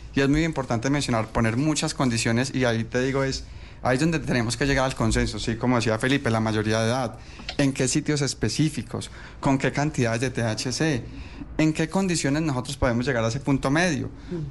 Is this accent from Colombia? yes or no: yes; Colombia; nosotros como colombianos